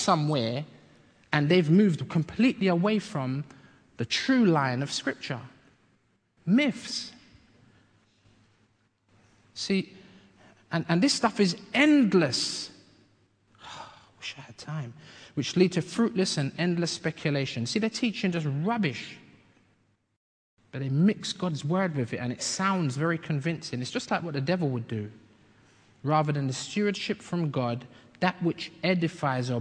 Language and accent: English; London, United Kingdom; also born or lived in Bedford, Bedfordshire; I grew up in London, like from when I was 8, but I was born in Bedford, Bedfordshire